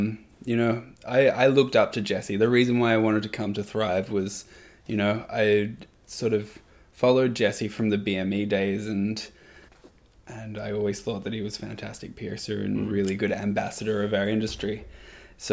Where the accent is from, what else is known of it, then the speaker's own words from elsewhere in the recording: Perth, Western Australia, Australia; moved away as an adult; also born or lived in New Zealand; now in Toronto, Canada; where I grew up in Perth in Australia